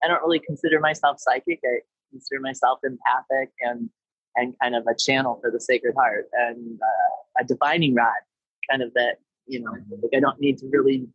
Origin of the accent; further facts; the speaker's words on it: Detroit, Michigan, United States; moved away; also born or lived in San Diego, California; I'm from Detroit